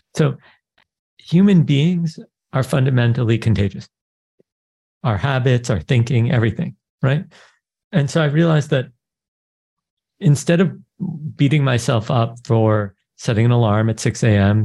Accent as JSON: {"language": "English", "region": "New York", "country": "United States", "tie": "born or raised there", "said": "I'm born to Israeli parents. I grew up in New York."}